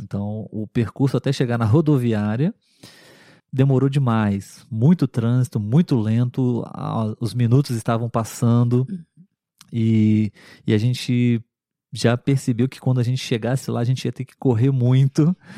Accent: Brazil

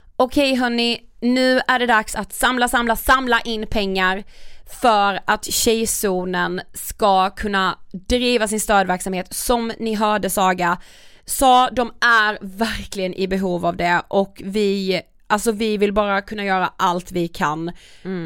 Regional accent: Karlshamn, Blekinge, Sweden; nämnde jag att vi kom från Karlshamn?

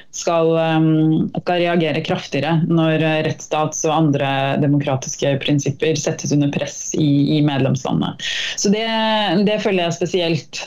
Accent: Norway; moved away as an adult; now in Brussels, Belgium; jeg er norsk

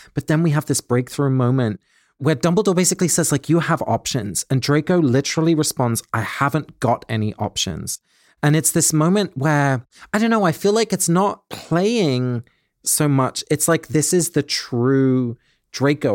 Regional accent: England, United Kingdom; When I was a little boy, my grandparents lived in Holland and I grew up in England

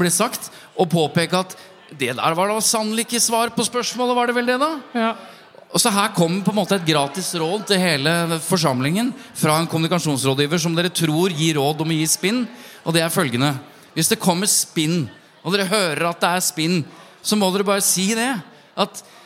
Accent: Jevnaker, Innlandet, Norway; Nå er jeg fra Jevnaker, da, ikke fra Bærum

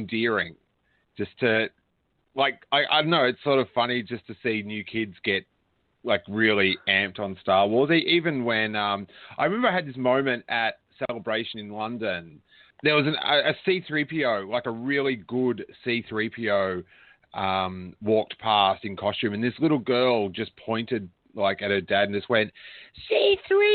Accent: Rosebud, Victoria, Australia; I was down where I grew up in Rosebud

